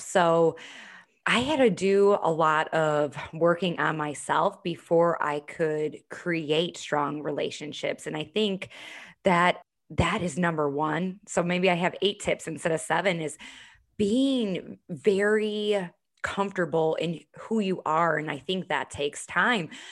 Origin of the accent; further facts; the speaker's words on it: Chicago, Illinois, United States; now in Charleston, United States; I'm originally from Chicago, live here in Charleston now.